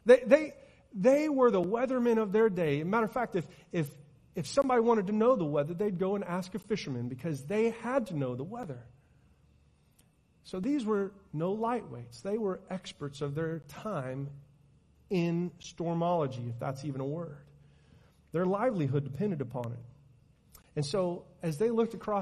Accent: Oklahoma, United States; As a matter of fact, I am

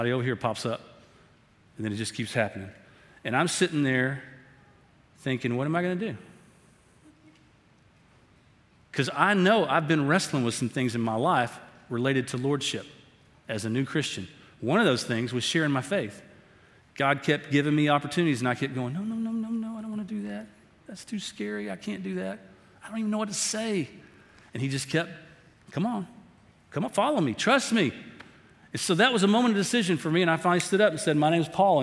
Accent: Tyler, Texas, United States; I grew up over in Tyler

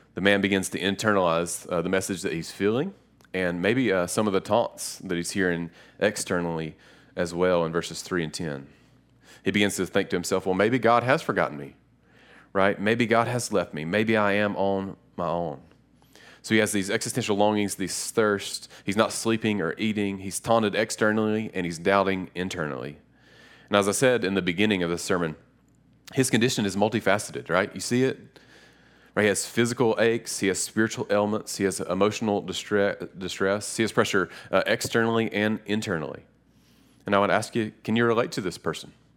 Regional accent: Lenoir, North Carolina, United States; I'm from a little city called Lenore, uh, it's r, right near Boone and Hickory, and, um, growing up, Lenore taught me a lot.

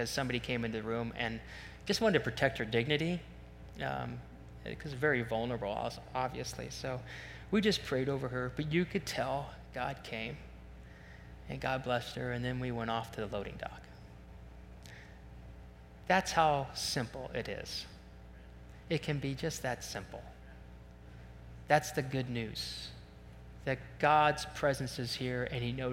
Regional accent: Ohio, United States; we're from Ohio

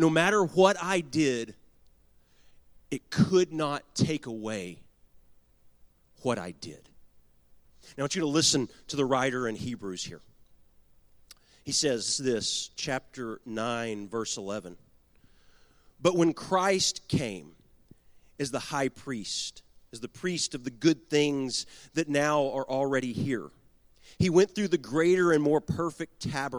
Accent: Garland, Texas, United States; I was born and raised in Garland, Texas.

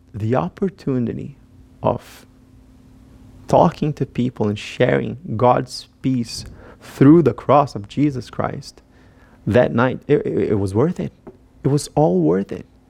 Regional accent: Brazil; moved away as an adult; now in United States; I am from Brazil

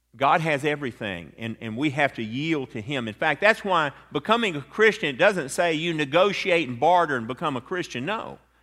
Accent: Atlanta, Georgia, United States; a lawyer friend of mine that I grew up with in Atlanta

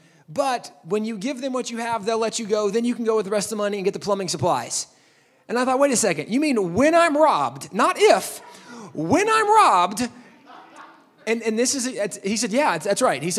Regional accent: Texas, United States; I'm from Texas.

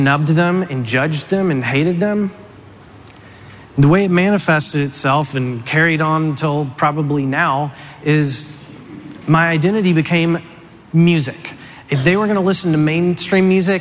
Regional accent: Tennessee, United States; I grew up in Tennessee

